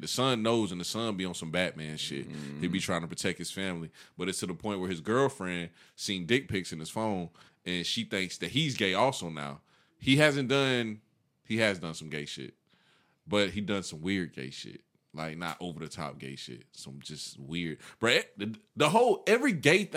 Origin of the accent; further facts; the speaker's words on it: Columbia County, Georgia, United States; Growing up in Columbia County